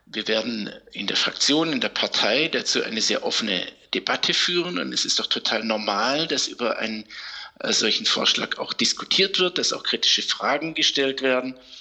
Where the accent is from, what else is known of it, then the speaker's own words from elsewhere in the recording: Germany; wir Deutsche